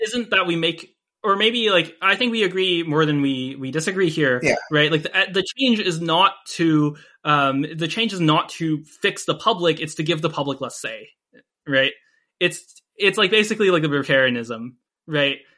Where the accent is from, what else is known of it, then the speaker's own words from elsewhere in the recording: United States; now in Canada; I, I actually live in Canada right now, um, even though I'm an American citizen